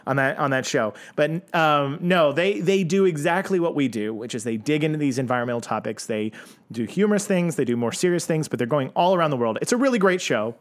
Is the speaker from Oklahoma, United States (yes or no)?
yes; Oklahoma, United States; I'm from Oklahoma